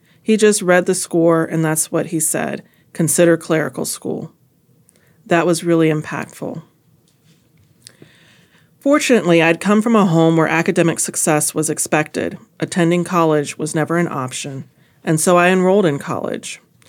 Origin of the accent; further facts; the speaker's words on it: East St. Louis, Illinois, United States; I grew up in East St. Louis, Illinois, District 189.